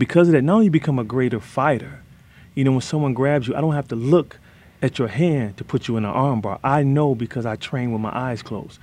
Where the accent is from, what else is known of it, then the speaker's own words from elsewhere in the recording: Detroit, Michigan, United States; where I grew up in Detroit